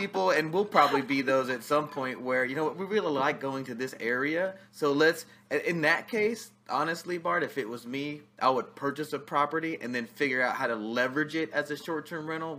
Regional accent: Outer Banks, North Carolina, United States; The Outer Banks.

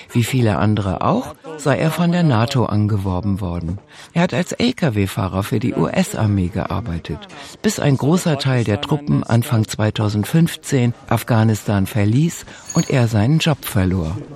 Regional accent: Nigeria; now in Germany; Ich komme aus Nigeria.

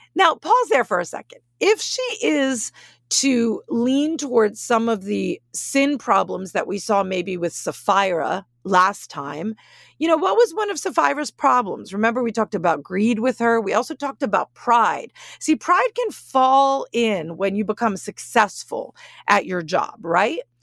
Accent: Northeast, United States; moved away; I'm from the Northeast

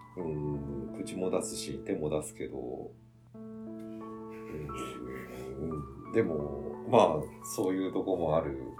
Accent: Japan; うちの実家の舞鶴村の方に戻ってきて

